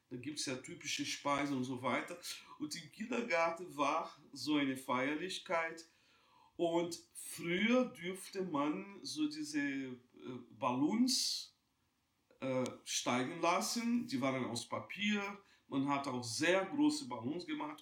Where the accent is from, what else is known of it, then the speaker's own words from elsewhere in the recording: Juiz de Fora, Minas Gerais, Brazil; moved away; ich bin in Brasilien geboren, in einer damals ganz kleinen Stadt, Juiz de Fora.